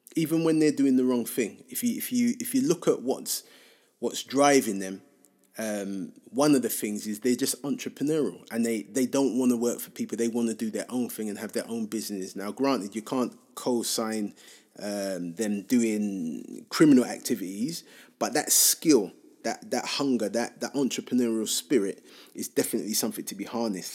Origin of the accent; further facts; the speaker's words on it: London, United Kingdom; growing up in Hackney and growing up in the U K